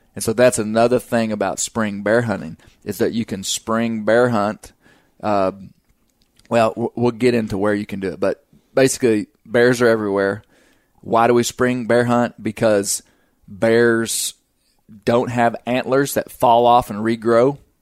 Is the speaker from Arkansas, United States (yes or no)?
yes; Arkansas, United States; I'm from the South, from Arkansas